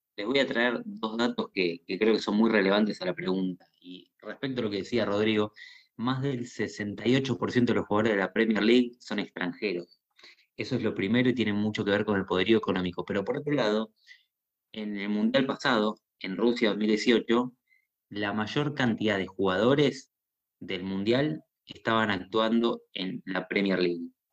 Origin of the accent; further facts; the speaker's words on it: Argentina; tenemos los argentinos